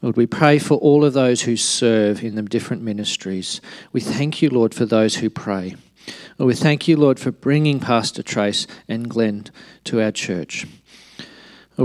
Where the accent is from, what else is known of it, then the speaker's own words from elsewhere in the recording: Alice Springs, Northern Territory, Australia; moved away; also born or lived in Darwin; I was born in Alice Springs. I lived there in Darwin, so shoes optional for the first X years of my life